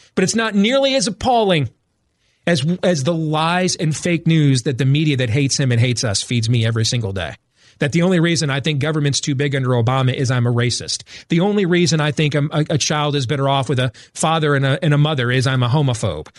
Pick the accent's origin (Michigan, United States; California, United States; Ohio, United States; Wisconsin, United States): Michigan, United States; Grand Rapids; now in Des Moines, United States; I grew up in Grand Rapids, Michigan, but I was born in, in here in Des Moines, Iowa